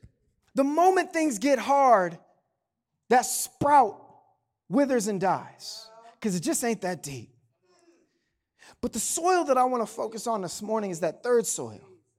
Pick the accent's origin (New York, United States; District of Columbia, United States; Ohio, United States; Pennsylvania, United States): Ohio, United States; Canal Fulton; Like despite growing up in Canal Fulton, I know what you're thinking, but like only like 40% of us drove tractors to school.